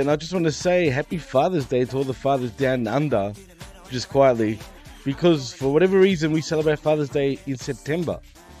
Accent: Cardiff, Wales, United Kingdom; We come from Cardiff in Wales in the UK

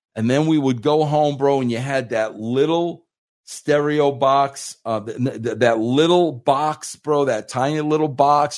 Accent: Centereach, New York, United States; also born or lived in Farmingville, Long Island; I grew up in Center Reach, Long Island

